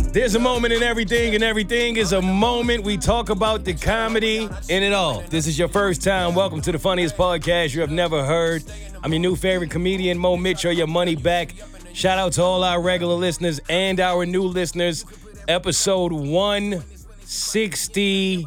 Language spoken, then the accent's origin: English; New York City, New York, United States; I'm a New Yorker.